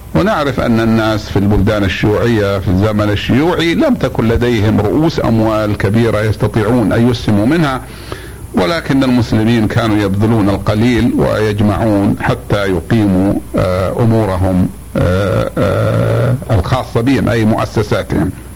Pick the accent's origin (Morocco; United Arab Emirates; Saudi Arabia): Saudi Arabia; نحن إخوانكم من المملكة العربية السعودية